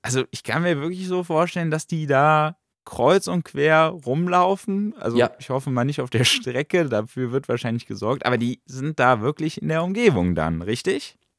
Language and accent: German; Germany; bei uns in Deutschland